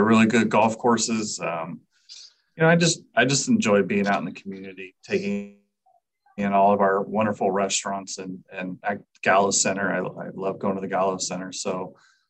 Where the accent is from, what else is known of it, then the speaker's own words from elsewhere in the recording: Bay Area, California, United States; moved away as an adult; now in Modesto, United States; I'm originally from the Bay Area. I moved to Modesto in January of 2012 and have resided here ever since